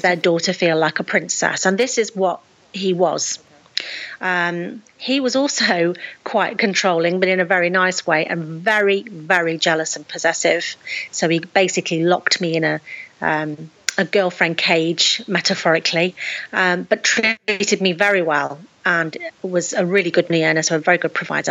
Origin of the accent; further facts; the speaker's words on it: Lichfield, West Midlands, United Kingdom; moved away as an adult; also born or lived in Nottingham; I'd moved away from my hometown of Lichfield in Staffordshire, and moved to Nottingham